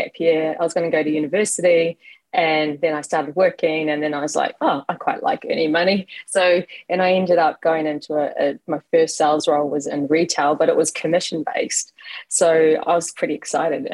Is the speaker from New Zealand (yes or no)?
yes; New Zealand; moved away as an adult; now in Los Angeles, United States; I'm originally from New Zealand, and I'm based in LA, and I've been here 4 years, despite the accent not showing